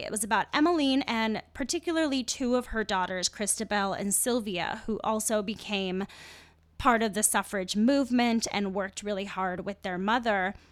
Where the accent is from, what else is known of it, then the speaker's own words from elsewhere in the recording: United States; I'm an American